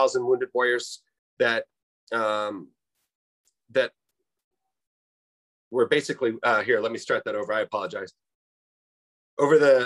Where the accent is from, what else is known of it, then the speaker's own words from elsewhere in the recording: Phoenix, Arizona, United States; I grew up in Phoenix, Arizona, and I've been out here for about 30 years